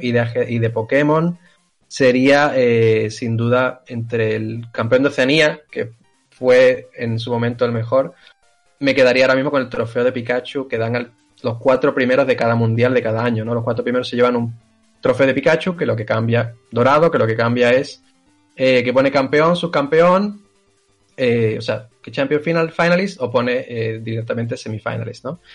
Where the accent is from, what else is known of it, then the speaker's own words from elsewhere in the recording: Seville, Andalusia, Spain; yo soy de Sevilla